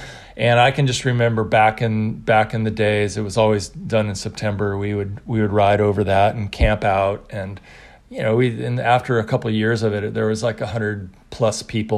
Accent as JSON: {"language": "English", "town": "Mendocino", "region": "California", "country": "United States", "said": "I was an outsider. I was this kid from Mendocino."}